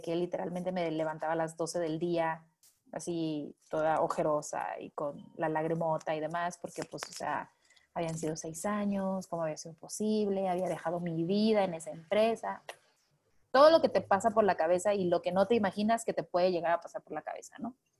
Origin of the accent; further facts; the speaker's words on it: Manzanillo, Colima, Mexico; now in Mexico City, Mexico; soy originaria de Manzanillo, Colima